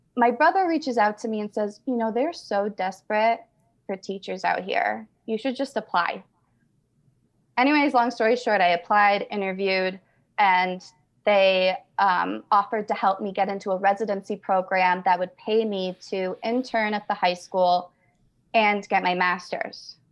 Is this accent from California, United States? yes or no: no; Albany, New York, United States; moved away as an adult; also born or lived in northern New Mexico; now in New Mexico, United States; I'm from Albany, New York, but I moved to, uh, northern New Mexico three months ago.